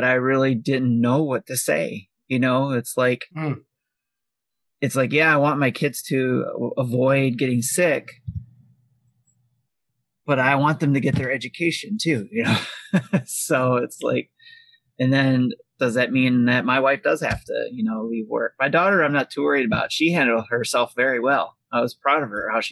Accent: Detroit, Michigan, United States; I come from Detroit Public Schools

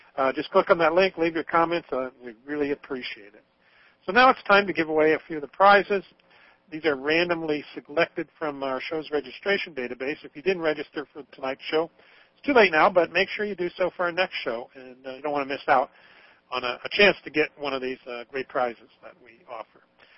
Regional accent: Idaho, United States; I'm from Idaho, where we're now looking at our steelhead runs being eliminated in Idaho.

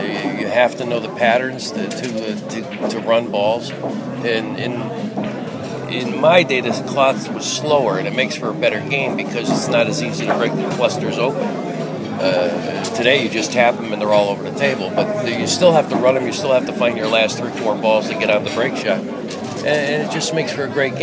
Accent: Scranton, Pennsylvania, United States; I live in Scranton, Pennsylvania

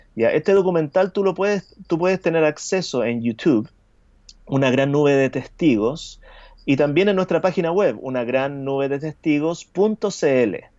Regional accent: Chile; soy anglicano de Chile

